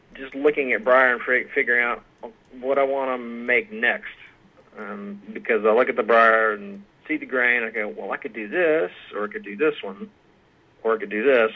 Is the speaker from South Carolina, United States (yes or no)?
yes; Aiken, South Carolina, United States; moved away as an adult; now in Georgetown, Kentucky, United States; I am from uh, and grew up in Aiken, South Carolina, which is about 20, 30 minutes from Augusta, Georgia.